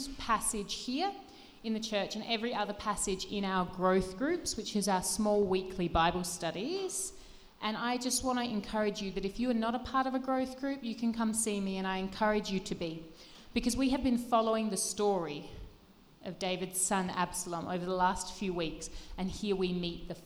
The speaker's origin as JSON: {"language": "English", "country": "Australia", "tie": "born or raised there", "said": "I grew up in Australia"}